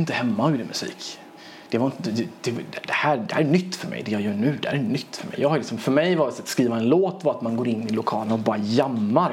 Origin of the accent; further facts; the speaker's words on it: Sweden; also born or lived in Iran / Gothenburg; jag är inte uppvuxen i mitt hemland, jag är uppvuxen i Sverige